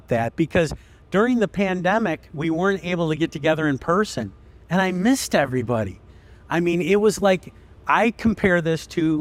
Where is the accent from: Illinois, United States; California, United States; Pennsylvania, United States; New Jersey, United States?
Illinois, United States; Chicago; I'm from Chicago.